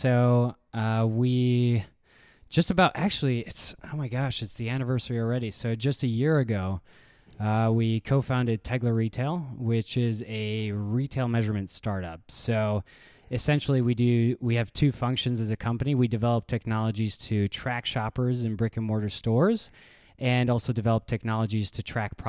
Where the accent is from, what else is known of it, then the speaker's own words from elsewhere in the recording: Hungary; also born or lived in Chicago, United States; And so I was born in Chicago, lived there for a year. And then my father got an opportunity to work out in Hungary.